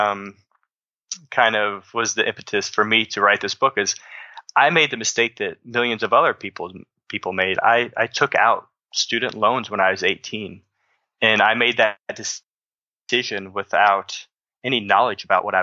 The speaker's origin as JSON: {"language": "English", "region": "Southern Illinois", "country": "United States", "tie": "born or raised there", "said": "I grew up in the Midwest. I'm from Southern Illinois."}